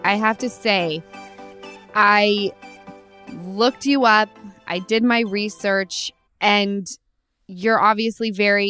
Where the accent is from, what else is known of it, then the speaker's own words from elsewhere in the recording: Utah, United States; now in Los Angeles, United States; I'm from Utah, and I'm telling you, I moved to LA because it was the biggest city that was the closest to where I was from.